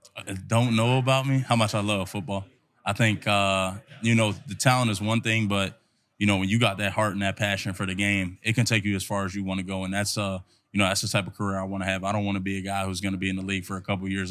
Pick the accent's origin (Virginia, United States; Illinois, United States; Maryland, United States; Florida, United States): Maryland, United States; being from Maryland, Maryland, my hometown